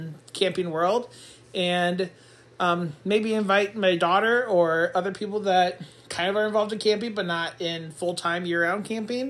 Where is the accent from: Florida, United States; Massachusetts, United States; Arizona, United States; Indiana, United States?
Indiana, United States; now in Michigan, United States; I'm originally from Indiana